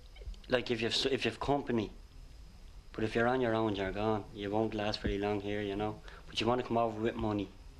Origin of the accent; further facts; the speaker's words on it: Dún Laoghaire, Leinster, Ireland; moved away as an adult; now in London, United Kingdom; I'm from Dunleary. I'm 25. I'm over here 5 weeks.